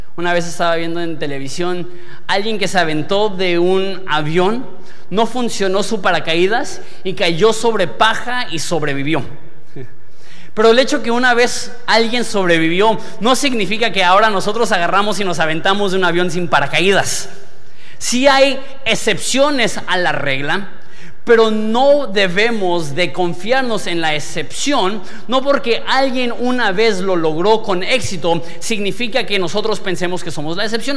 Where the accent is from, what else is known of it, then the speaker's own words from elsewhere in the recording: Mexico; yo soy mexicano